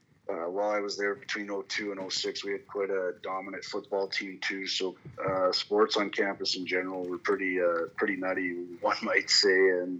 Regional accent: Calgary, Alberta, Canada; growing up in Southwest Calgary

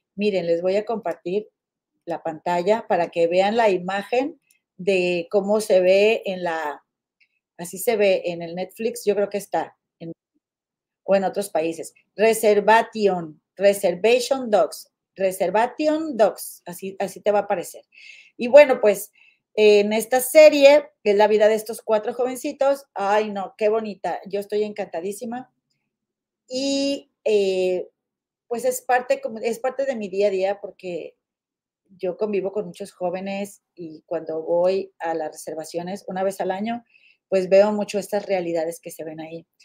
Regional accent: Monterrey, Nuevo León, Mexico; regias, guadalupanas

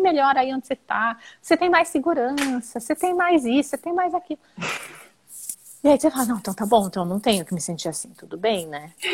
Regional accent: São Paulo, Brazil; moved away as an adult; also born or lived in Germany / Italy; eu sou de São Paulo

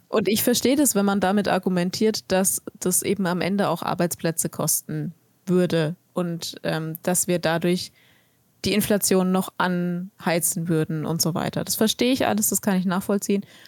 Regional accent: Germany; bei uns in Deutschland

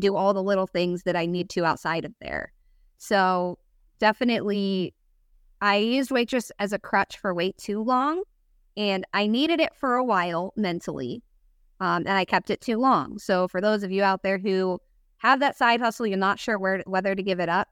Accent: Pennsylvania, United States; moved away as an adult; also born or lived in Rochester, New York / Florida; now in DeLand, United States; I'm from Pennsylvania

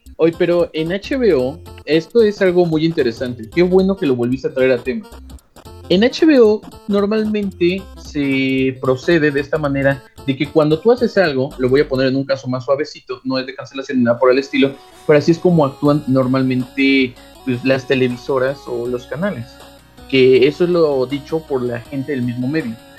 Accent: Mexico; somos todos los de friquiñores somos mexicanos

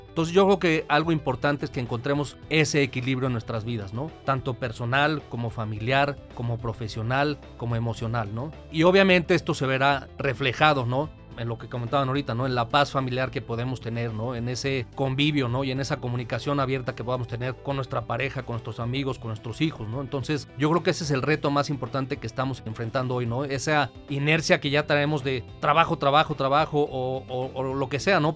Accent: Mexico City, Mexico; moved away as an adult; now in Querétaro, Mexico; yo soy originario de la Ciudad de México

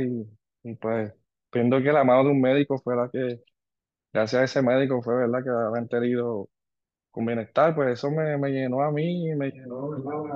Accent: Ponce, Puerto Rico; also born or lived in Antigua; soy de Ponce, eh, egresado de la Universidad de Puerto Rico de Ponce

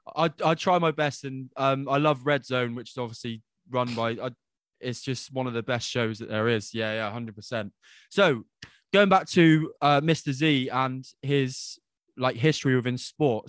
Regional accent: England, United Kingdom; I was born in England

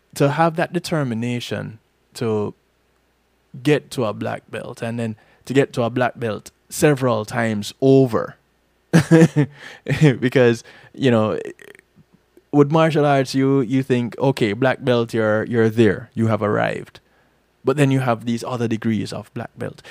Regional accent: Jamaica; now in Florida, United States; I'm Jamaican

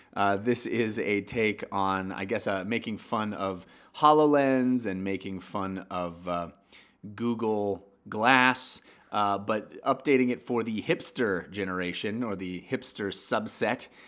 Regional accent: Bay Area, California, United States; I grew up in the Bay Area

